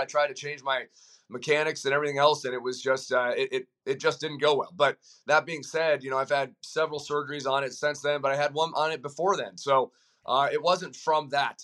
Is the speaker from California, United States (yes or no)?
no; Colorado, United States; I, I'm from Colorado